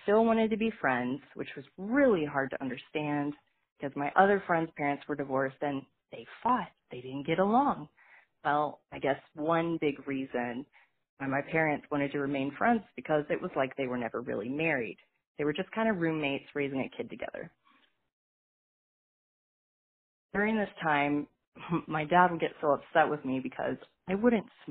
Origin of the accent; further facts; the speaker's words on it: Fort Smith, Arkansas, United States; I was born in Fort Smith, Arkansas, to my mother, who was 15 years old